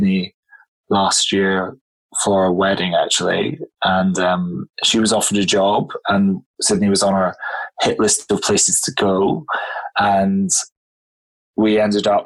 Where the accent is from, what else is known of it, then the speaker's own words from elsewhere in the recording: Scotland, United Kingdom; moved away as an adult; also born or lived in London; I'm, as you may have guessed, I'm from Scotland originally